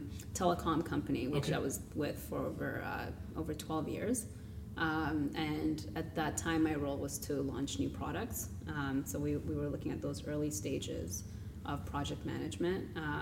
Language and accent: English; Toronto, Ontario, Canada; moved away as an adult; So 5 years ago, I moved from Toronto. My experience living there for 20 years was that accessibility. And it took, I think it's timing. You know, mm-hmm. I grew up there, so I also learned where to go, which neighborhoods.